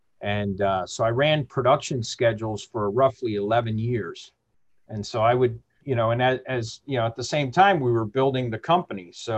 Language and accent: English; Mexico City, Mexico; born there; So I was born in Mexico City. And, even though my folks are from Chicago, but when we lived in Mexico, they made sure we all learned the language.